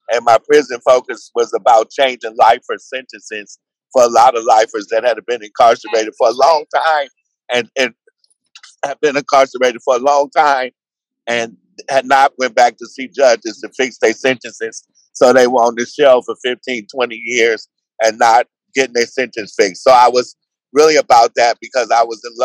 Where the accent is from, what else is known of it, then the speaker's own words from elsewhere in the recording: San Francisco, California, United States; I'm from San Francisco in the Bay Area.